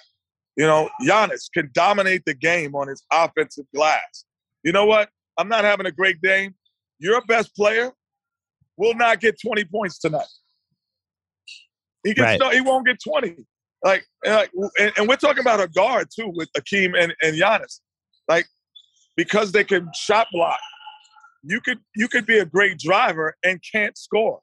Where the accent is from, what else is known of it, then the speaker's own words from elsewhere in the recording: New York City, New York, United States; I'm from New York City. That's how we talk to each other.